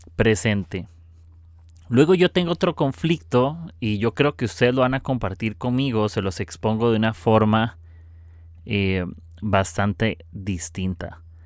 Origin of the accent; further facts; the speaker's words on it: Costa Rica; soy de Costa Rica